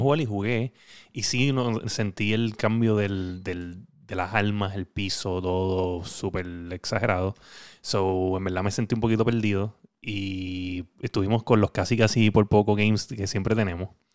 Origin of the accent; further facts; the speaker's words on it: Puerto Rico; como boricuas que somos